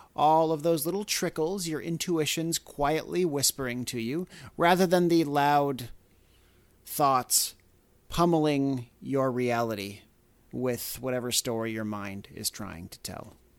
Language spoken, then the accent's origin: English; Canada; now in United States; I'm not from here, I'm from Canada